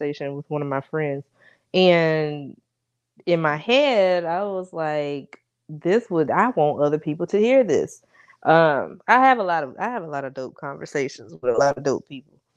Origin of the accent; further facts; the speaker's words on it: North Carolina, United States; I'm from North Carolina